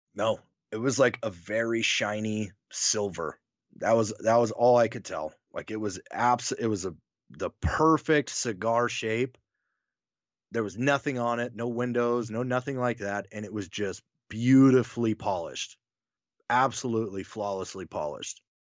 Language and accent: English; Wyoming, United States; also born or lived in North Carolina; now in Nebraska, United States; I'm a Wyoming guy. Like, I grew up there. I was born in North Carolina